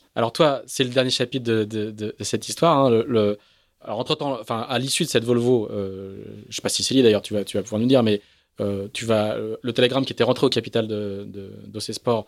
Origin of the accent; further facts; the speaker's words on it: France; accent: French; c'est mon accent, euh, c'est mon accent français